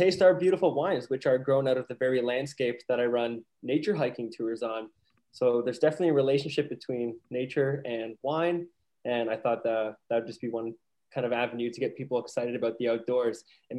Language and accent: English; Niagara-on-the-Lake, Ontario, Canada; also born or lived in Guelph; I am a Niagara on the Lake local. So I grew up here in Niagara on the Lake. I then found myself later in life up at the University of Guelph